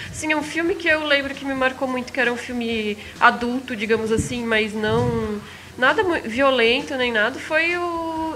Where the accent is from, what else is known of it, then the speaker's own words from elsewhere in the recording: Blumenau, Santa Catarina, Brazil; minha cidade está passando no filme